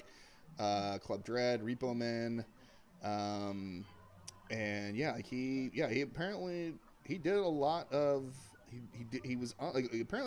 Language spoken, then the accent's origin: English; Oklahoma, United States; You and I grew up in Oklahoma